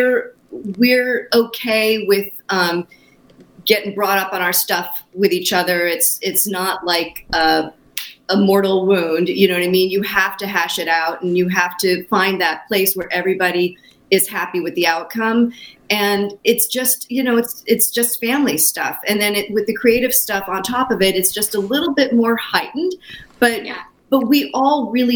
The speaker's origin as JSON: {"language": "English", "town": "Los Angeles", "region": "California", "country": "United States", "tie": "born or raised there", "said": "Ivy and I were both born and raised in Los Angeles."}